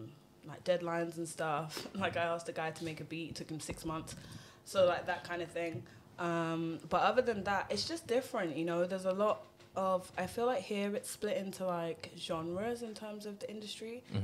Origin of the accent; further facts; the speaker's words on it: Birmingham, West Midlands, United Kingdom; also born or lived in London; I'm from Birmingham.